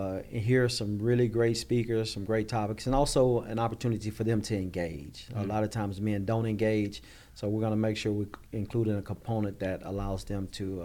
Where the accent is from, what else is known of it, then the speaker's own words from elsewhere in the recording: Texas, United States; Like they said, I was born and raised in Texas, been here all my life, married with three adult children, two baby grandchildren.